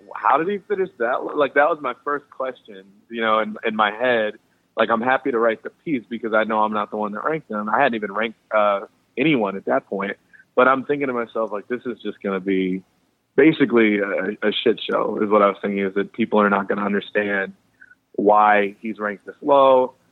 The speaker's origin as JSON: {"language": "English", "town": "Chicago", "region": "Illinois", "country": "United States", "said": "I'm from Chicago"}